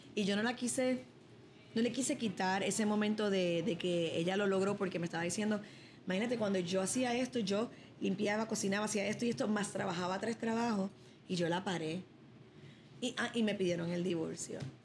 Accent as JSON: {"language": "Spanish", "town": "Chicago", "region": "Illinois", "country": "United States", "said": "yo soy de Chicago"}